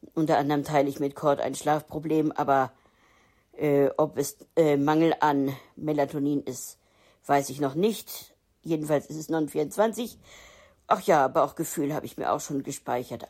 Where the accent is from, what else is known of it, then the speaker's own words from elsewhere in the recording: Hildesheim, Lower Saxony, Germany; now in Hamburg, Germany; Hildesheim ist meine Geburtsstadt gewesen.